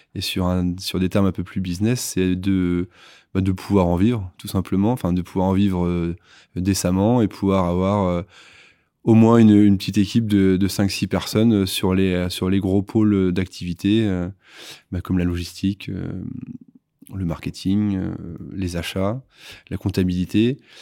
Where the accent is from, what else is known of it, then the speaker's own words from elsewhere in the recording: La Manche, Normandy, France; moved away as an adult; also born or lived in Nantes; je suis originaire de la Manche